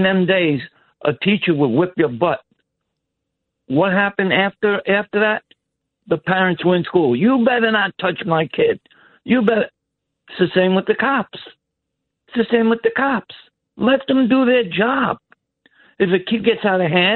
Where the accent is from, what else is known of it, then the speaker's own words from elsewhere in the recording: New York City, New York, United States; now in New Jersey, United States; I'm from the Bronx. Washington Avenue between Tremont and 180th